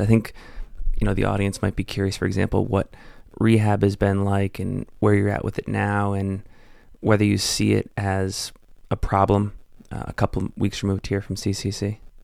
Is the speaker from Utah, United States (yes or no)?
yes; Salt Lake City, Utah, United States; based here in my hometown of Salt Lake City, Utah.